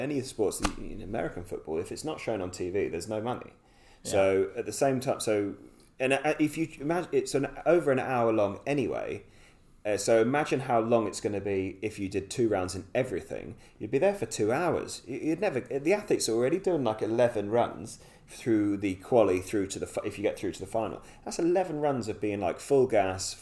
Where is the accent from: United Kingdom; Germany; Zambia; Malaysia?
United Kingdom; being a Brit